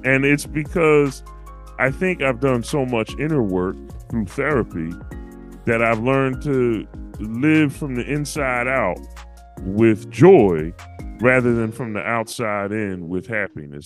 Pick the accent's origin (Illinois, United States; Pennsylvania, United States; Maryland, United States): Pennsylvania, United States; I'm from Pennsylvania